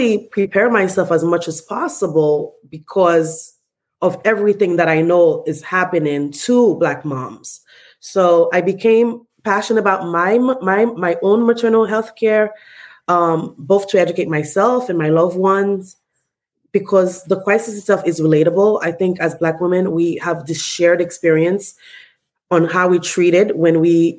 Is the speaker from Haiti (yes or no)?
yes; Haiti; moved away; I am originally from Haiti, born and raised.